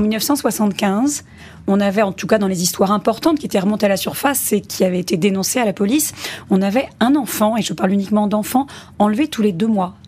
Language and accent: French; Pornichet, Pays de la Loire, France; je viens de Pornichet en Loire-Atlantique